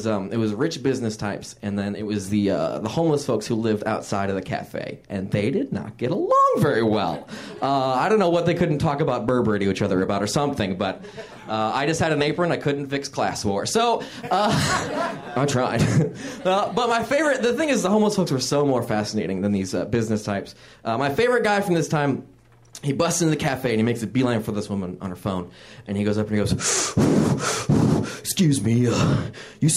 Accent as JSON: {"language": "English", "town": "Fort Wayne", "region": "Indiana", "country": "United States", "tie": "born or raised there", "said": "I grew up in a place called Fort Wayne, Indiana."}